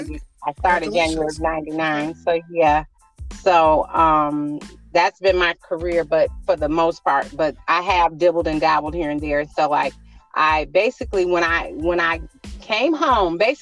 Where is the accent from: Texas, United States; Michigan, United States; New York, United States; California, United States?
Michigan, United States; Detroit; also born or lived in Las Vegas, Nevada; now in Canton, United States; born and raised in Detroit, all my life, with the exception of a few years, I had moved out to Las Vegas in 2017